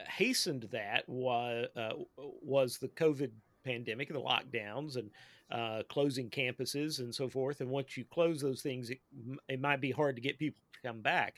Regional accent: Eastern Kentucky, United States; I'm a real live hillbilly. I grew up in Eastern Kentucky

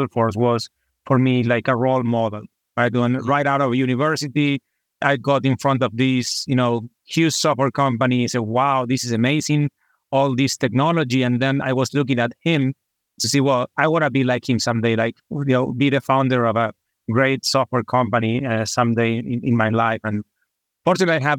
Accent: Argentina; I am from Argentina, from a small city in the Atlantic coast.

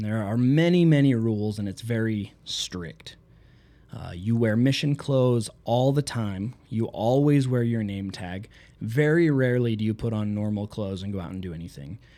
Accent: Southeast Idaho, United States; I'm from Southeast Idaho, where I grew up in a city of 3,000 people.

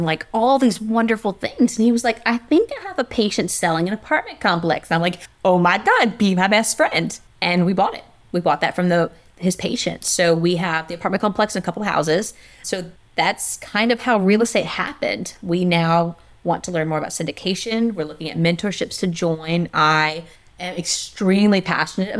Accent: South Louisiana, United States; I'm from South Louisiana

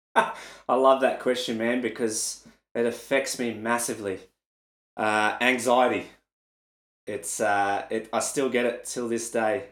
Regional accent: Melbourne, Victoria, Australia; in an arena in my hometown

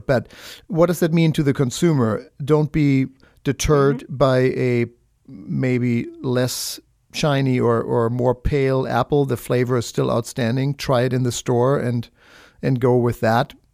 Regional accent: Germany; moved away; I'm from Germany. That's what I grew up with.

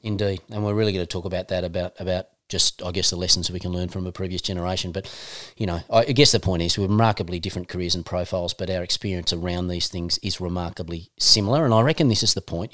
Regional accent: Northern Tasmania, Australia; We're both from Northern Tassie

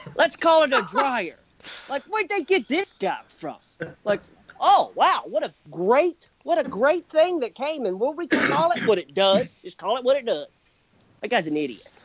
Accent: Kentucky, United States; born and raised in Kentucky, probably going to die here.

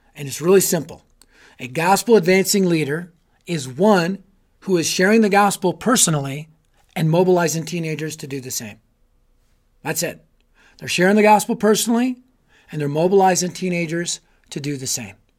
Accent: Colorado, United States; I'm from Colorado. I live in Colorado

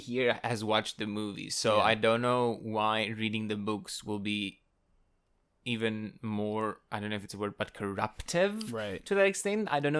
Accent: South Africa; first language Afrikaans; English is a second language; even the Afrikaans teachers as well, which is my native language

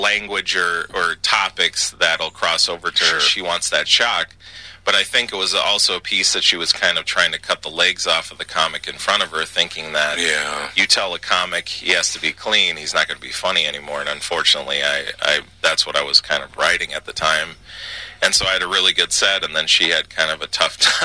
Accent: Edina, Minnesota, United States; I grew up in Edina, and people just assumed that we were, like, filthy rich

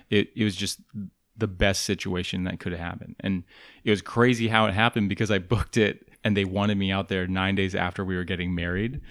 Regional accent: the Northwest, Pacific Northwest, United States; moved away; I'm from the Northwest.

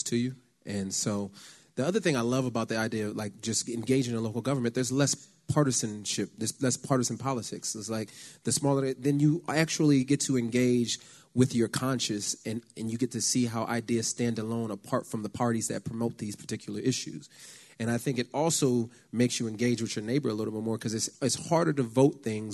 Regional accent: Los Angeles, California, United States; I grew up in Los Angeles, outside Los Angeles

